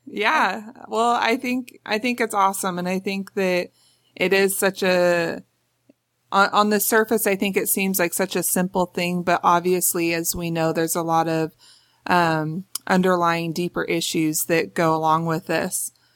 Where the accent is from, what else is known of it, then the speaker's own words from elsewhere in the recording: Los Angeles, California, United States; I grew up in North Hollywood, California